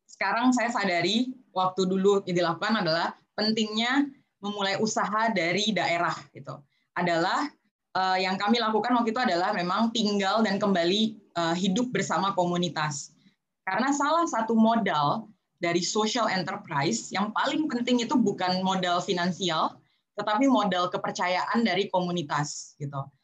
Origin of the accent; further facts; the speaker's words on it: Jakarta, Indonesia; Saya sendiri uh, orang NTT tetapi lahir besar di Jakarta.